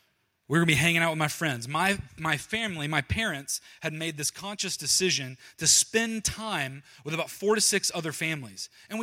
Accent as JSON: {"language": "English", "region": "Georgia", "country": "United States", "said": "Down in Georgia, where I'm from Georgia. I don't know if you can tell. You probably can't hear my voice."}